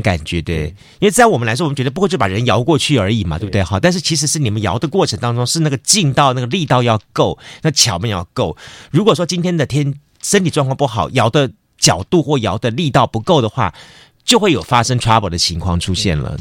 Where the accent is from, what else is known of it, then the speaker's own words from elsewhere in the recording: Taiwan; 我们台湾人的视野